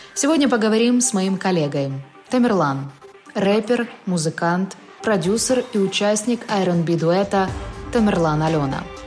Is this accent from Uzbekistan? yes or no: no; Ukraine; Мы из Украины